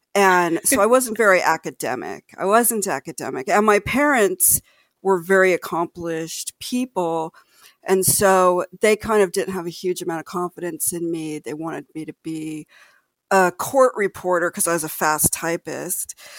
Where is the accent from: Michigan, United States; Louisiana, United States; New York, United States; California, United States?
California, United States; Los Angeles; I grew up in Los Angeles, the greater Los Angeles area